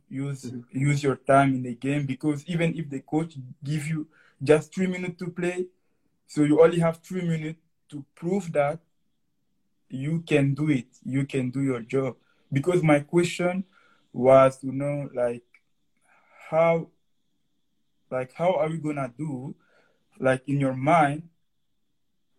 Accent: Conakry, Guinea; first language French; English is a second language; now in Moncton, Canada; I'm living now in Moncton, Canada. And I come from Guinea, Conakry, in West Africa.

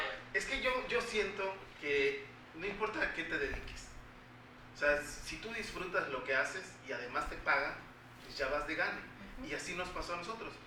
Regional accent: Tierra Blanca, Veracruz, Mexico; now in Veracruz, Mexico; yo soy de Tierra Blanca, soy originario, nací en Tierra Blanca, me vine a vivir a Veracruz hace como 25 años más o menos

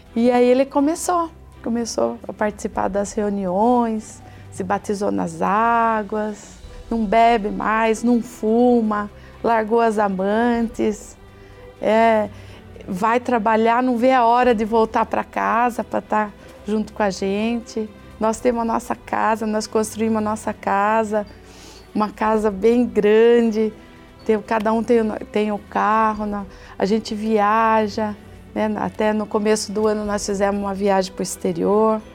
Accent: Sorocaba, São Paulo, Brazil; sou de Sorocaba

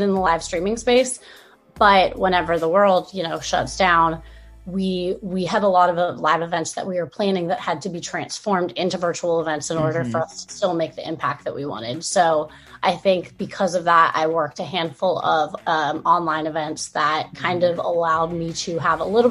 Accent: Southern California, United States; I grew up in Southern California

